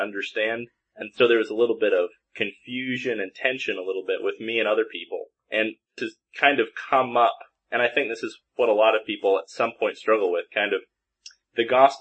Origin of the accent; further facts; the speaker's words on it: Seattle, Washington, United States; I grew up in the Seattle, Washington area, raised in the church, active my whole life